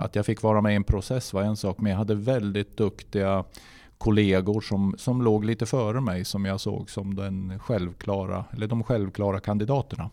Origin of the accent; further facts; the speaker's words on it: Gnarp, Gävleborg County, Sweden; also born or lived in Hudiksvall; Gnarp är ju min födelsort och eh, det är där jag är uppvuxen